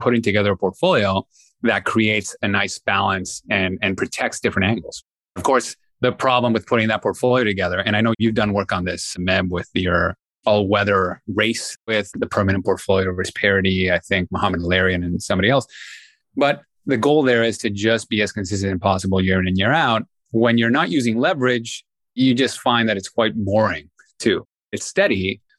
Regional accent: Peru; moved away; I'm born and raised in Peru

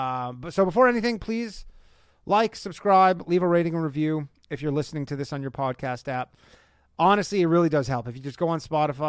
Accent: Burlington, Ontario, Canada; now in United States; my hometown of Burlington, Ontario, Canada, North America

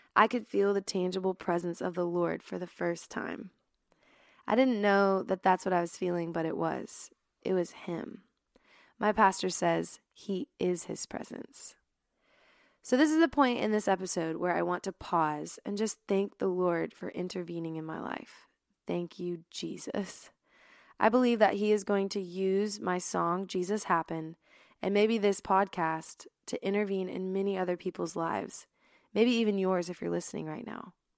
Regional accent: Dallas, Texas, United States; also born or lived in Littleton, Colorado; I'm originally from Dallas, Texas, but was born in Littleton, Colorado. I'm definitely a Texas girl, though

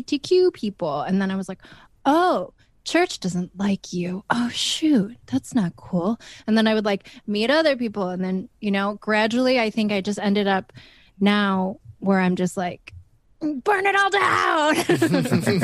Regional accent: Michigan, United States; moved away as an adult; also born or lived in Minnesota; now in Los Angeles, United States; I grew up in Michigan

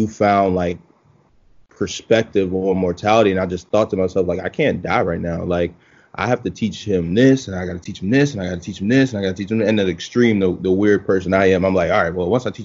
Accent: Baltimore, Maryland, United States; moved away as an adult; also born or lived in Philadelphia, Pennsylvania; So I'm from Baltimore, Maryland, originally.

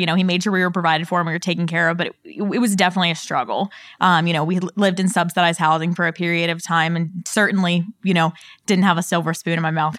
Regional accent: Pittsburgh, Pennsylvania, United States; Yeah, so I'm from Pittsburgh, Pennsylvania. Definitely never thought I would leave there. So that's kind of the first part of my story is, you know, all my family lives kind of in one small town in Pittsburgh.

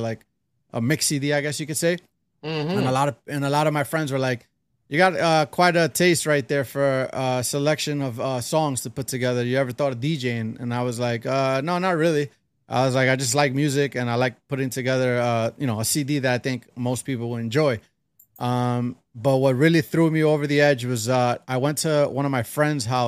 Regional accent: New York City, New York, United States; first language Spanish; English is a second language; also born or lived in Harlem, New York / Ecuador; born in Harlem, New York, raised in Brooklyn

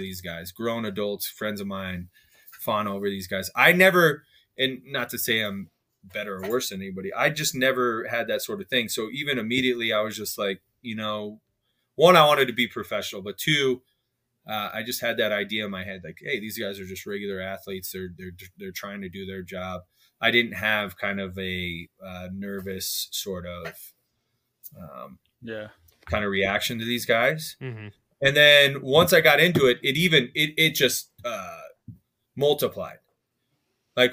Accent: Denver, Colorado, United States; I'm born and raised in Denver.

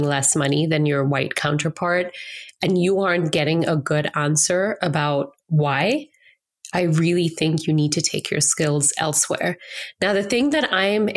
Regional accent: India; moved away; as an Indian woman, as an Asian immigrant to this country, who was able to enter this country with socioeconomic privilege, with education privilege

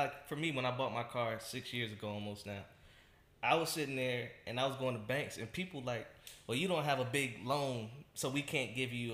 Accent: Chesapeake, Virginia, United States; we grew up in Chesapeake

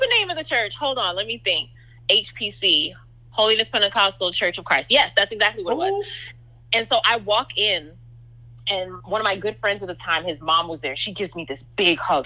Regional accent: New York City, New York, United States; I'm the daughter of West Indian immigrants. I grew up in New York City

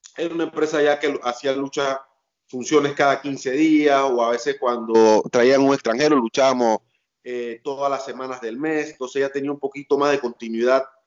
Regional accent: Panama; también veía de niño en Canal 4, un canal local aquí en Panamá

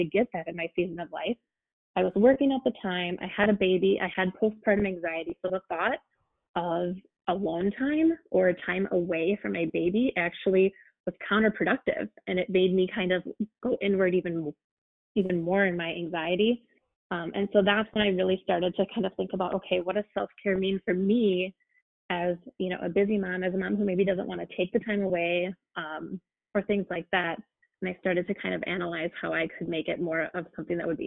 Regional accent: United States

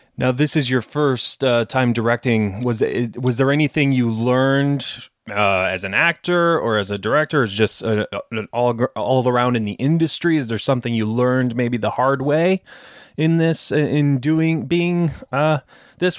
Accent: Detroit, Michigan, United States; moved away; I'm from Detroit originally, and it's right next to Canada

